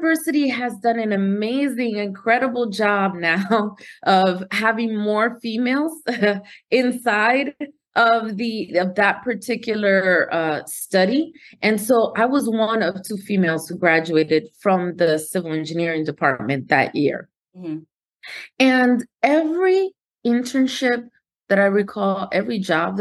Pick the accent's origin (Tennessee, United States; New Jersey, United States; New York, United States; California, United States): New Jersey, United States; Newark; also born or lived in Dominican Republic; I was raised in Newark, New Jersey, proud of coming from Newark, New Jersey